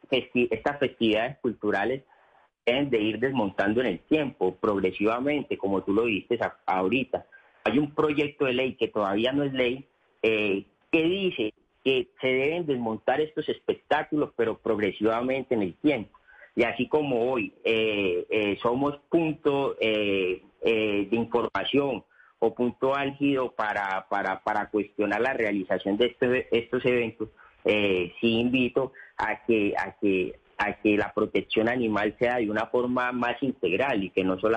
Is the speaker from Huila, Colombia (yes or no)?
no; Antioquia, Colombia; Porque si bien nosotros somos un municipio antioqueño eh, que está en Antioquia, pero nosotros lindamos con la región sabanera.